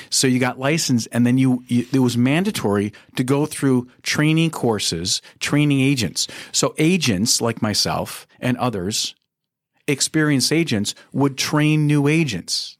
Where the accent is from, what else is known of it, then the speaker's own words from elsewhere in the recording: Minneapolis, Minnesota, United States; I was born and raised in Minneapolis. I've been here 60 years